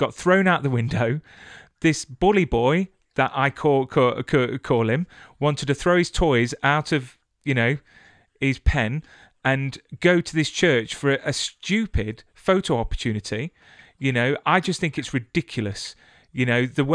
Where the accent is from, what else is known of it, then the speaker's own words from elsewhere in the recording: United Kingdom; I'm British